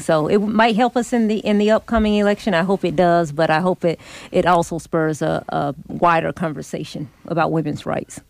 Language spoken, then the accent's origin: English; Atlanta, Georgia, United States; I was born in Atlanta, remember I represent Lithonia